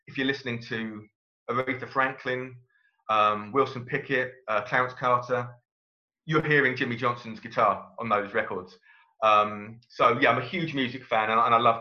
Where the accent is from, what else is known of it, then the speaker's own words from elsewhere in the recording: Brighton, South East England, United Kingdom; I was born in Brighton, and I've lived in Brighton all my life, apart from my time away at university